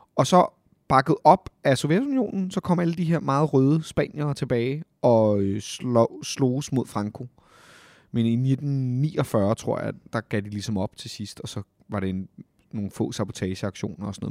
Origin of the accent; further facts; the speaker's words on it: Copenhagen, Capital Region of Denmark, Denmark; jeg er født og opvokset jo på Amager